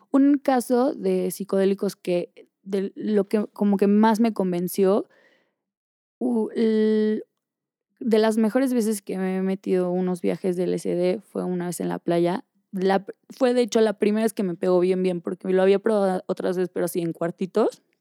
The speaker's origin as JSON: {"language": "Spanish", "country": "Mexico", "moved": "yes", "said": "y me fui de México y vendí todo y corté y cambié novio y, y cambié de ropa y cambié de estilo y me tatué y no me encontraba."}